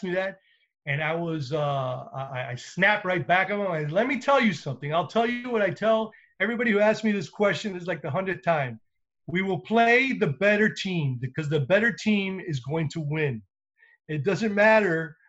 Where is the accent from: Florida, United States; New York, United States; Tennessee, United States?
Florida, United States; Miami; I was born and raised here in Miami.